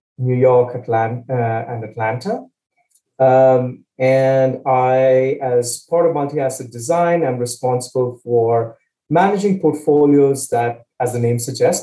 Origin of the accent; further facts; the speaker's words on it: Chennai, Tamil Nadu, India; moved away as an adult; also born or lived in Pennsylvania, United States; now in United States; So I grew up in India, town called Chennai in the south of India, came to the States for my undergrad